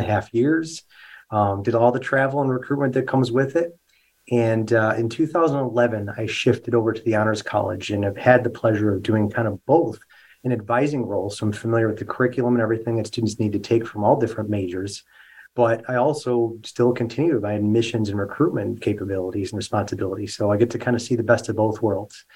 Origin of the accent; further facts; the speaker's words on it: Rochester, New York, United States; now in Buffalo, United States; I'm originally from Rochester, so not too far down the thruway from where our campus is located.